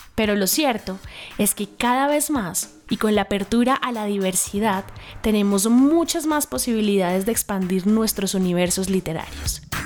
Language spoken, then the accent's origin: Spanish; Colombia; nosotros como colombianos